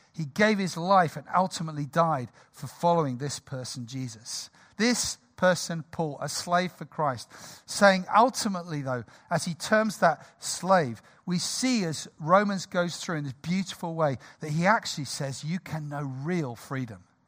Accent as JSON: {"language": "English", "country": "United Kingdom", "said": "we're British"}